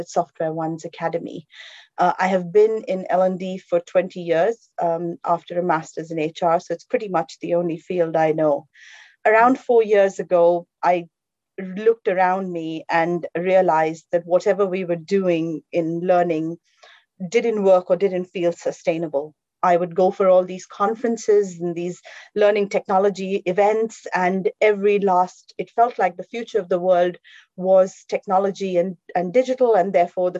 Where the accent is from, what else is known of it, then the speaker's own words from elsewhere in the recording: India; now in London, United Kingdom; I am from India.